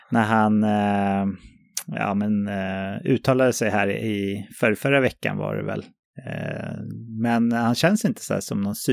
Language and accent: Swedish; Sweden; jag, som svensk då